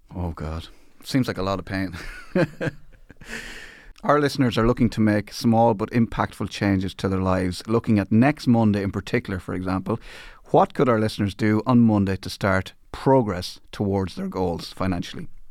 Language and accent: English; Ireland; as an Irish person